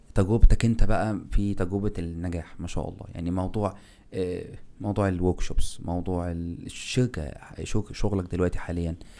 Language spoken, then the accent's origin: Arabic; Egypt; now in Turkey; عندنا احنا ك ك ك كمصريين